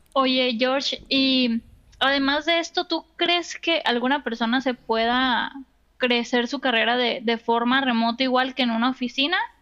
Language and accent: Spanish; Mexico; soy mexicana